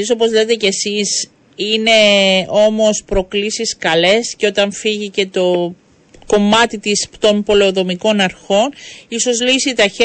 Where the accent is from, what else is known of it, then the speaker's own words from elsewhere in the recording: Strovolos, Nicosia District, Cyprus; είμαι από τον Στρόβολο, ταλαιπωρούνται καθημερινά ώρε.